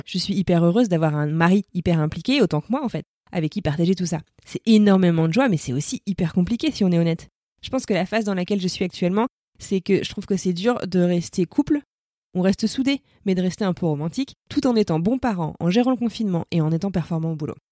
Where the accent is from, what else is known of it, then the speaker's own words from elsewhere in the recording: France; J'ai grandi en France, je suis blanche, j'ai un prénom très français